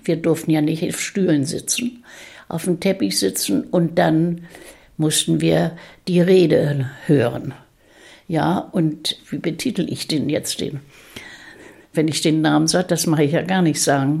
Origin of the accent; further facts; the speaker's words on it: Rendsburg district, Schleswig-Holstein, Germany; Ich bin Jahrgang 1928 und im Kreis Rendsburg geboren.